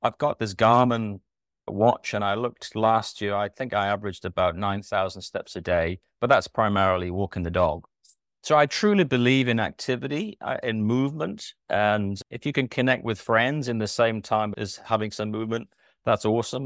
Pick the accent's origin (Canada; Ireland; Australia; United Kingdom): United Kingdom; North East England; moved away as an adult; now in Christchurch, New Zealand; born and raised in Britain in the northeast of England. Emigrated in two thousand three to come over here